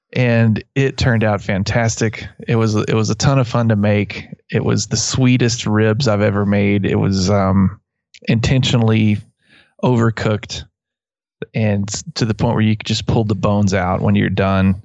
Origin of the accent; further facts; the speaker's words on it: West Texas, United States; accent: West Texas; my West Texas accent